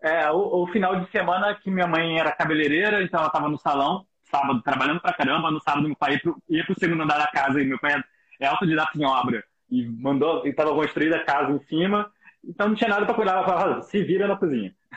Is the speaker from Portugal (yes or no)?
no; Rio de Janeiro, Brazil; eu sou do Rio de Janeiro